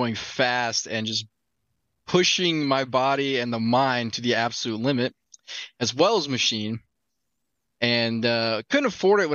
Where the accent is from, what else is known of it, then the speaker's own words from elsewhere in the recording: Indiana, United States; I grew up in Indiana. I'm from Indiana. I live in Indiana.